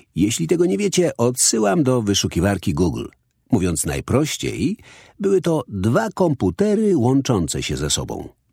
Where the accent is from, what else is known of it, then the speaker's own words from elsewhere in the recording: London, United Kingdom; Dorastałem na osiedlu w nieciekawej okolicy we wschodnim Londynie